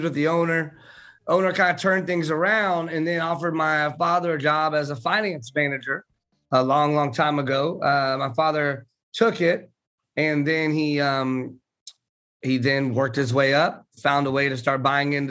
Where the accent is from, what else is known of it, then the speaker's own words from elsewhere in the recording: Tampa, Florida, United States; I was born in Tampa, Florida